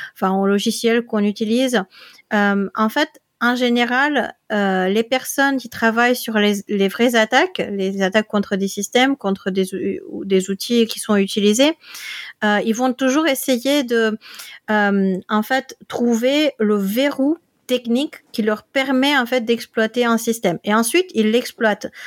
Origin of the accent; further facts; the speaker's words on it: Netherlands; now in Limoges, France; je viens des Pays-Bas